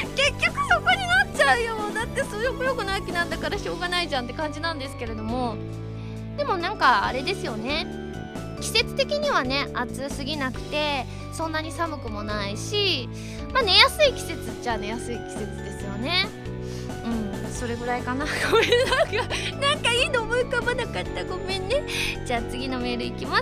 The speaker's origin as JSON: {"language": "Japanese", "region": "Osaka", "country": "Japan", "moved": "yes", "said": "次大阪に帰った時は"}